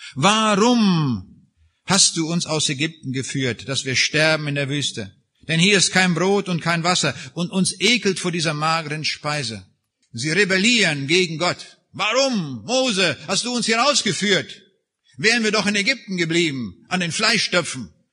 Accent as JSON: {"language": "German", "area": "Raineck, East Prussia", "region": "Kaliningrad Oblast", "country": "Russia", "tie": "born or raised there", "moved": "yes", "said": "wo ich geboren bin, in Rheinig. Dort in der äußersten Ecke von dem früheren Ostpreußen"}